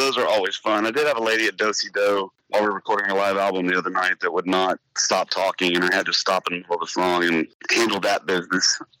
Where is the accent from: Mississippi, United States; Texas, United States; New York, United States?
Texas, United States; Splendora; I'm from Splendora, Texas, which is a small town about an hour north of Houston